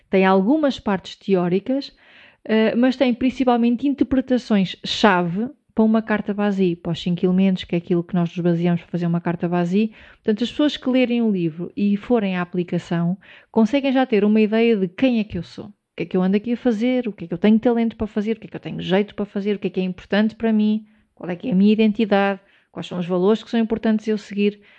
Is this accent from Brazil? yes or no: no; Portugal; eu sou português, tenho um podcast